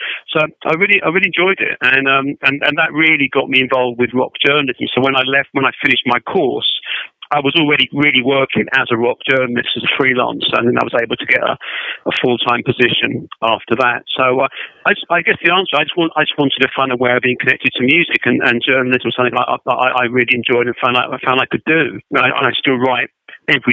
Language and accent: English; London, United Kingdom; I'm in London, where I've always been, so yes, I've not moved very far